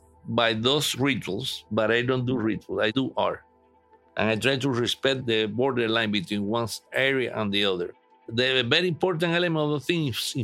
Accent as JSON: {"language": "English", "region": "Havana", "country": "Cuba", "tie": "born or raised there", "said": "I grew up in Cuba, in the city of Havana, in a poor neighborhood named Luyano"}